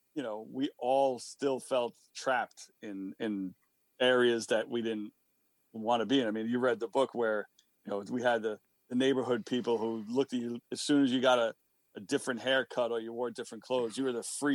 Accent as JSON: {"language": "English", "town": "New York City", "region": "New York", "country": "United States", "said": "me and Peter are two guys from Queens."}